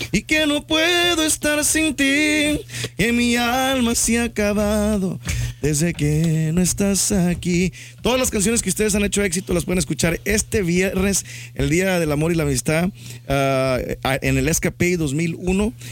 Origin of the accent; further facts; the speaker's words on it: Santa Rosa, Texas, United States; soy de, yo soy de Santa Rosa, Texas. … … ahí nacido en Santa Rosa, Texas. Mi madre es de Cerrito, San Luis Potosí.